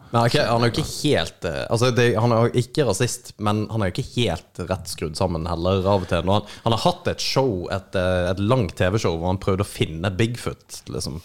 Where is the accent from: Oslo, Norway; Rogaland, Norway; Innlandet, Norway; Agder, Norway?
Agder, Norway; Kristiansand; i Kristiansand, der jeg er fra